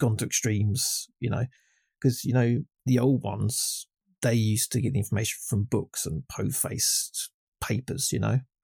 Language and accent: English; England, United Kingdom; I'm just English